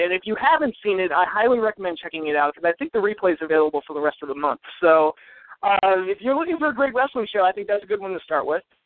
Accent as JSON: {"language": "English", "country": "United States", "said": "as an American fan"}